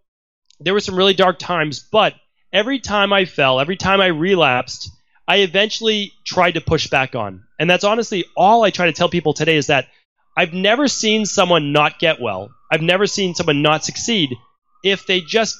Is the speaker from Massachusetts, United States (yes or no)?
yes; Medford, Massachusetts, United States; I grew up in Medford, Massachusetts